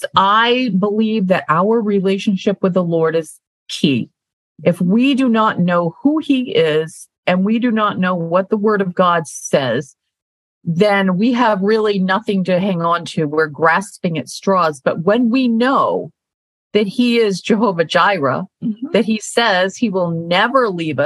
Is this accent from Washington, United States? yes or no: no; Maine, United States; moved away; I'm from Maine, so I am a country girl at heart, even though I live in the urban area right now and have for the last 15 years